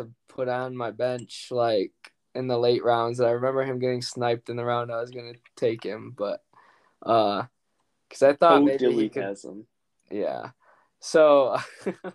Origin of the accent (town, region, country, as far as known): Detroit, Michigan, United States; born or raised there